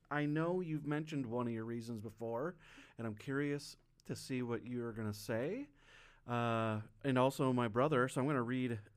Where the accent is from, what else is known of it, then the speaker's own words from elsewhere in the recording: Wyoming, United States; I grew up in Wisconsin. Yeah, I grew up, you know, same in Wyoming.